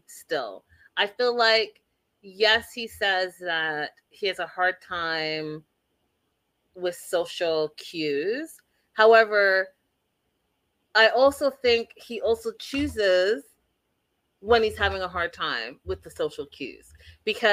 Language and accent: English; Canada; I am Canadian